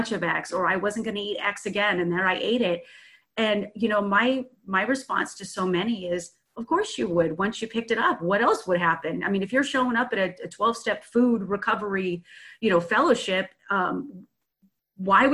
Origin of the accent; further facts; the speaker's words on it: San Francisco Bay Area, California, United States; I'm from the San Francisco Bay Area.